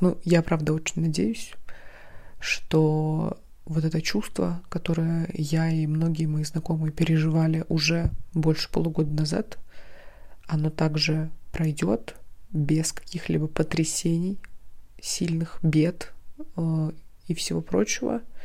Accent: Krasnoyarsk, Krasnoyarsk Krai, Russia; Я из Красноярска, и каждую зиму я проводила там

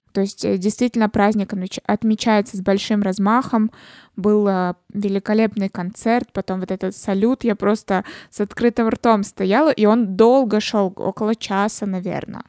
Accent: Russia

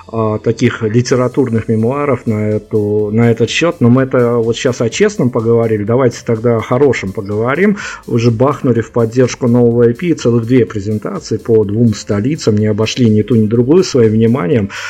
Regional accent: Saint Petersburg, Russia; Прям вот если в моем родном городе, в Питере или в э, Екатеринбурге происходит все по-другому

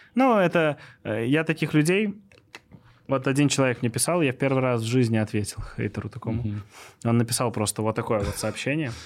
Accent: Minsk, Belarus; also born or lived in Moscow, Russia; я сам из Минска

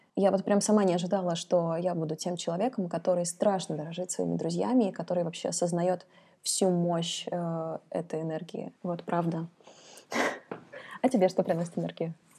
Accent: Kazakhstan; now in Russia; я из Казахстана, и там такая средняя температура в году — это 30-35 градусов. И, конечно, я привыкла к солнцу

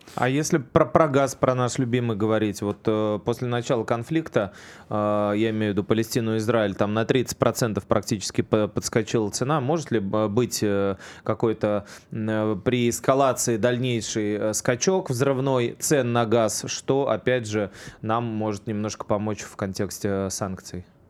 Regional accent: Saint Petersburg, Russia; уроженца Ленинграда

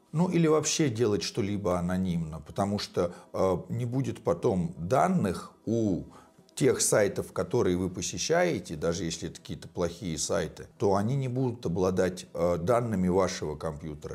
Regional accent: Moscow, Russia; я из России, из Москвы

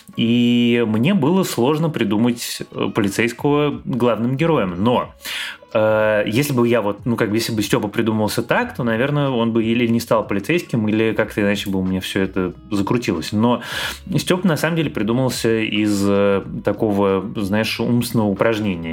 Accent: Moscow, Russia; moved away as an adult; как нормальный москвич я всегда всем недоволен

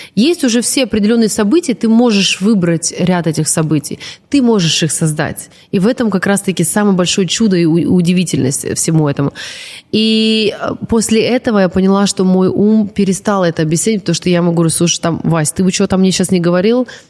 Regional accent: Transbaikalia, Siberia, Zabaykalsky Krai, Russia; я, которая лежала в детстве в Забайкале, в Сибири

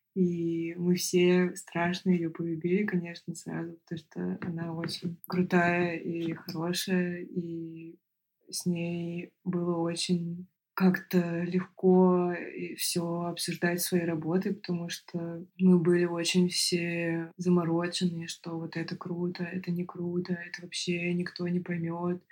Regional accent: Moscow, Russia; я художник из Москвы

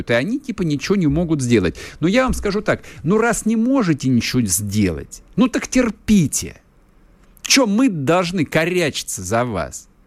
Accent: Moscow, Russia; а я как москвич, который хорошо знает Пресню, на Пресне находится посольство США. Я отлично знаю этот район.

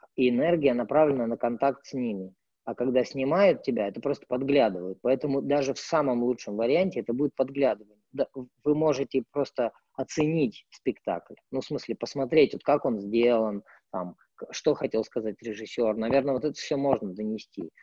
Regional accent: Irkutsk, Irkutsk Oblast, Russia; moved away as an adult; also born or lived in Moscow; мой родной город Иркутск

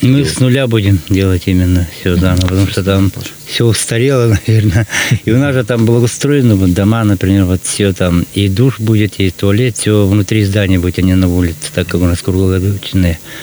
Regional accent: Suldukar, Sakha Republic, Russia; мы из села Сульдукар

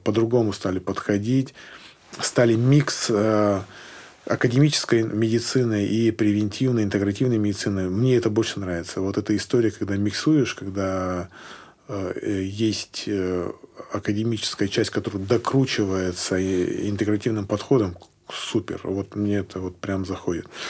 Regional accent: Sochi, Krasnodar Krai, Russia; moved away; also born or lived in Tyumen; я приехал к себе в родной город Сочи

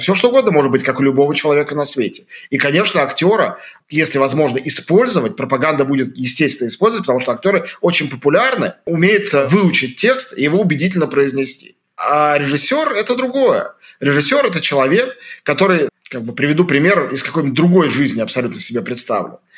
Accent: Moscow, Russia; moved away as an adult; я москвич, я россиянин. Потому что я, хотя я не живу в Москве и не живу в России сегодня

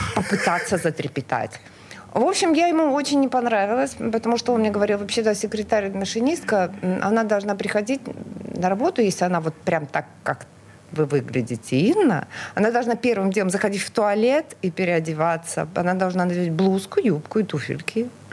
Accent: Murmansk, Murmansk Oblast, Russia; now in Saint Petersburg, Russia; я родилась в прекрасном северном а, городе Мурманск

